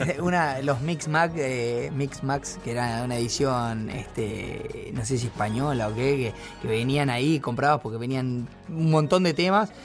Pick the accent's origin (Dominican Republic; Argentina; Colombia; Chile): Argentina; Ingeniero Maschwitz, Buenos Aires Province; tengo muchos, muchas amistades y fui toda mi vida de ahí